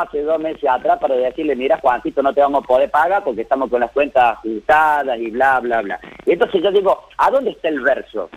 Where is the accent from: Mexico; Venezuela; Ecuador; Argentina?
Argentina; Quilino, Córdoba; yo soy nacido acá en Córdoba Capital, este, mi familia, mi padre ha sido oriundo de Quilino, desde muy pequeño, casi antes del año de vida, me tocó crecer en ese hermoso lugar en el mundo.